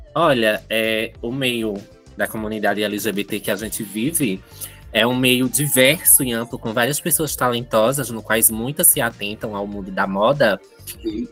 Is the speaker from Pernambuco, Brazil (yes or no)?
yes; Santa Maria da Boa Vista, Pernambuco, Brazil; now in Petrolina, Brazil; sou de Santa Maria da Boa Vista, eu vim aqui para Petrolina